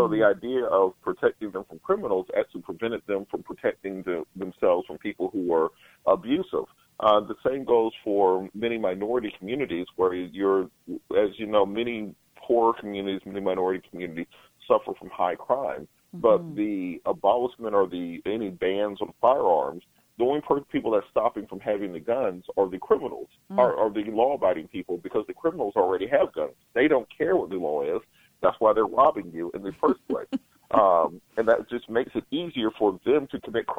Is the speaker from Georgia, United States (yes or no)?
yes; Waverly Hall, Georgia, United States; I grew up in Waverly Hall, Georgia